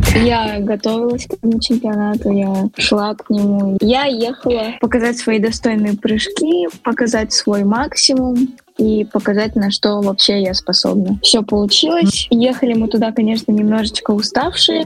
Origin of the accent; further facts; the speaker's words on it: Nizhny Tagil, Sverdlovsk Oblast, Russia; в родном городе Нижний Тагил